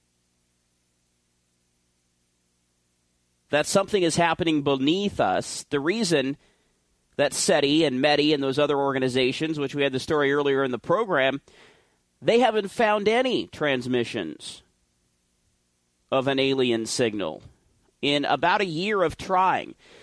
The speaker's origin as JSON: {"language": "English", "region": "Oregon", "country": "United States", "said": "my home state of Oregon"}